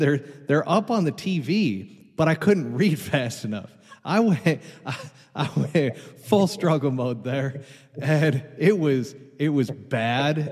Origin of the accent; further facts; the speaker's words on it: New York, United States; I grew up in New York